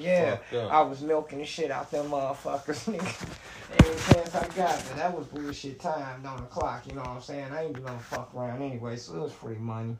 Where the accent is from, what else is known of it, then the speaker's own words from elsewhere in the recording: Gary, Indiana, United States; Yeah, I'm from Gary.